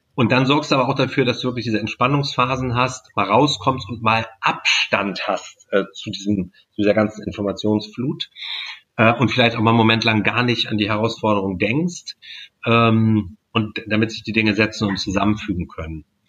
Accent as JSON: {"language": "German", "town": "Stockelsdorf", "region": "Schleswig-Holstein", "country": "Germany", "tie": "born or raised there", "said": "Ich komme aus Stockelsdorf"}